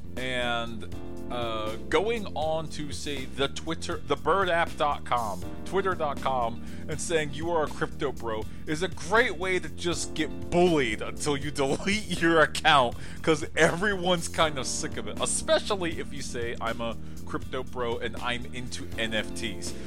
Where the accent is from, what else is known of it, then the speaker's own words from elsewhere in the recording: United States; as an American